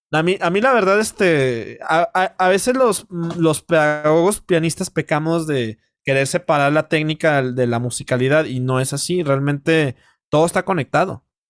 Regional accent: Mexico; como mexicano

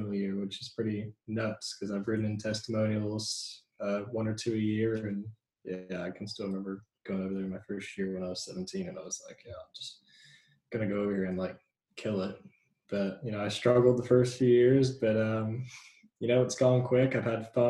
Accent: California, United States; also born or lived in New Zealand; Born in New Zealand, moved here when I was five, grew up in California

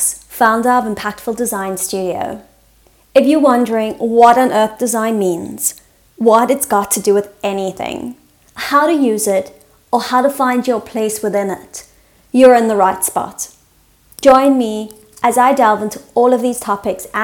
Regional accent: South Africa; I'm South African, so I might speak English, but it's a very different English to, you know, an American or a British

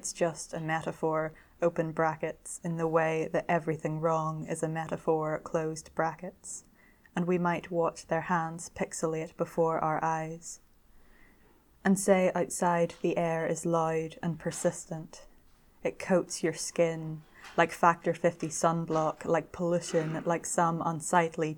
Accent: Belfast, Northern Ireland, United Kingdom; now in London, United Kingdom; I'm originally from Belfast in Northern Ireland.

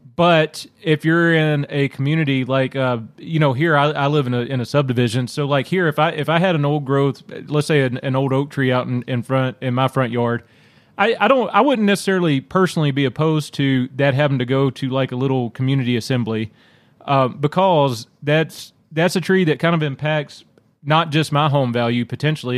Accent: Louisiana, United States; growing up in Louisiana

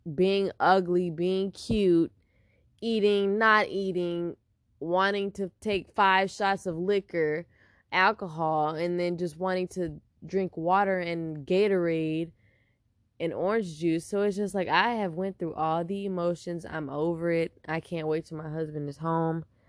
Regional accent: Houston, Texas, United States; now in San Diego, United States; I'm from Houston, Texas, H Town

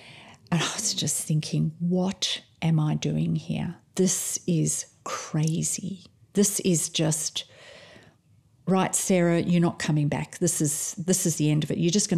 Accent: Australia; we're midwives from Australia, and we've been out to the village of Bunam to do some training.

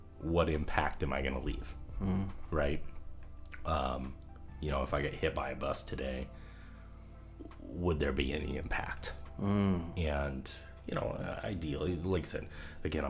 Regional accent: Marysville, United States; I grew up in Marysville.

